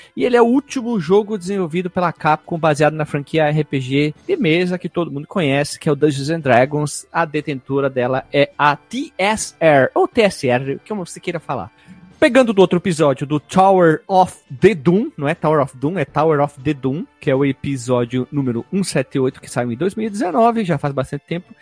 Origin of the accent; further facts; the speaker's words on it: Caxias do Sul, Rio Grande do Sul, Brazil; sou de Caxias do Sul, do Sul, no Rio Grande do Sul